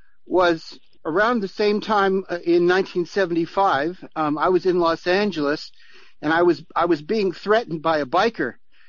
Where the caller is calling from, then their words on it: Nelson, New Zealand; I'm ringing from New Zealand.